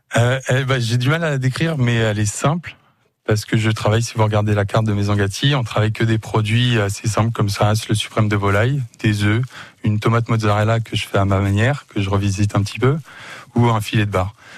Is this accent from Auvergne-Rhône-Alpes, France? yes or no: no; Le Mans, Pays de la Loire, France; also born or lived in Canada; je suis revenu sur ma ville natale. Je suis natif du Mans